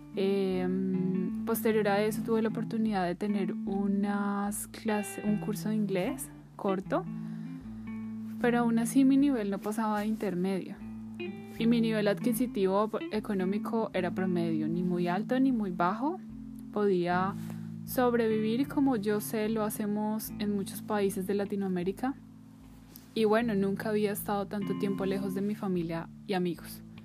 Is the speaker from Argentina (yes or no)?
no; Bogotá, Colombia; moved away as an adult; trabajar fuera de mi ciudad natal, que es Bogotá